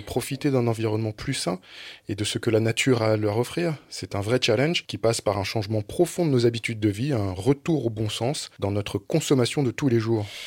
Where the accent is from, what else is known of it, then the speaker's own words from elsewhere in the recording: Drôme, Auvergne-Rhône-Alpes, France; moved away; je suis dromois